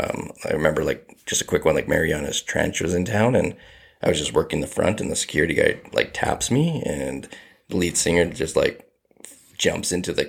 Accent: Devon, Alberta, Canada; just growing up in Devon, like, I would, like, my very first job was a dishwasher at a golf course

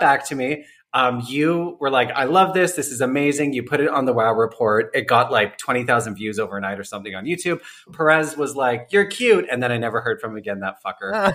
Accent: Calgary, Alberta, Canada; moved away as an adult; also born or lived in Vancouver, Canada; now in Toronto, Canada; I spent my teens in the prairies, like in Alberta

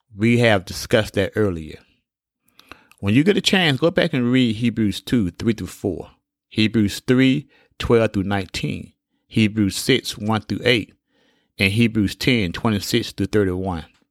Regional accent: Alabama, United States; When I was a young boy growing up in Alabama

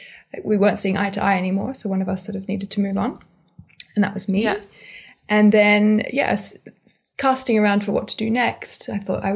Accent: Sydney, New South Wales, Australia; moved away as an adult; also born or lived in Paris, France / Geneva, Switzerland; now in London, United Kingdom; I grew up in Australia until I was about 20

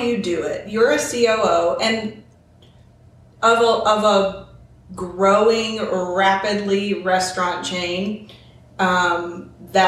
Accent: Murfreesboro, Tennessee, United States; Murfreesboro, which is my hometown

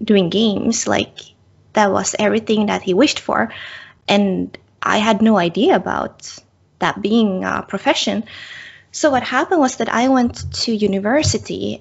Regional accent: Finland; moved away as an adult; also born or lived in Sweden / Canada / United States; now in Tokyo, Japan; I'm originally from Finland and have been moving between different countries, working in Sweden, in Canada, in America, and currently I'm working for a company in Tokyo.

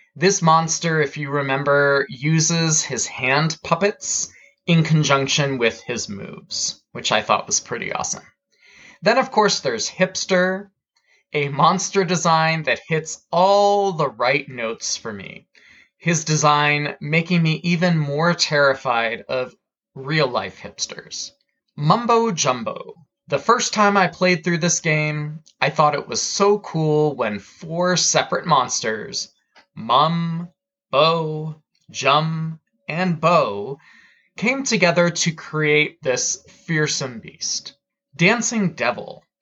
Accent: United States; As an American

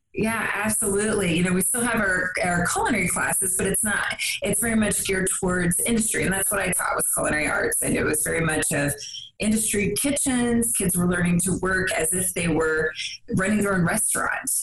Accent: West Virginia, United States; I grew up in West Virginia.

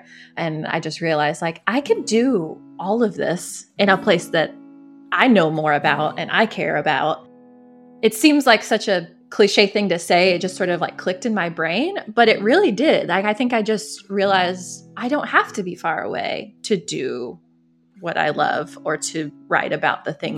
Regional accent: Louisville, Kentucky, United States; also born or lived in Chicago; my hometown of Louisville, Kentucky.

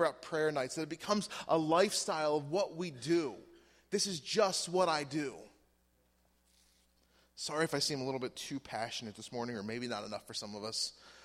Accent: United States; I'm American

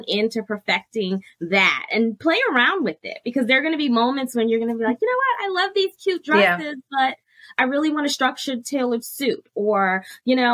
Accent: New York City, New York, United States; moved away; also born or lived in Plano, Texas; I'm from New York City

